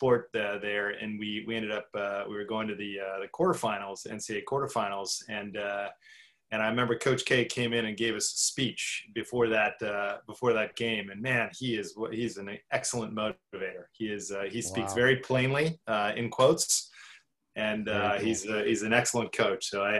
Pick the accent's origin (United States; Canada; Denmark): Canada; born there; I'm what I call a NAFTA child or a North American child. I was born in Canada, spent 2 years there.